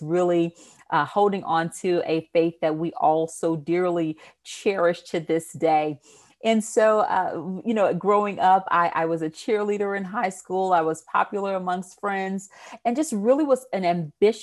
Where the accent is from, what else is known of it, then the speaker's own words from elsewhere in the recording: Houston, Texas, United States; accent: Southern twang; I am originally from Houston, Texas. I'm sure you will hear my Southern twang come out somewhere in this interview